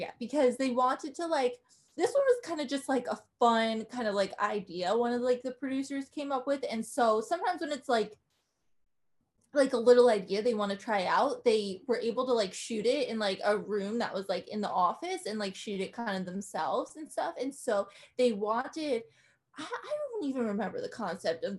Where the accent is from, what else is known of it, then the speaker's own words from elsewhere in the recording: New Jersey, United States; moved away as an adult; also born or lived in New York; now in Nashville, United States; I'm from New Jersey